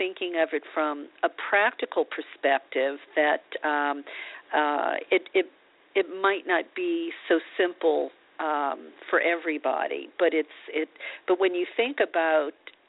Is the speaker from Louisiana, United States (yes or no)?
yes; New Orleans, Louisiana, United States; now in Los Angeles, United States; growing up in New Orleans, you know, eating vegetables, I mean, we fried our vegetables